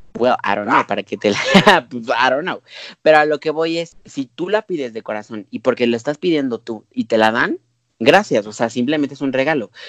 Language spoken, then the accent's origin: Spanish; Mexico; nosotros como mexicanos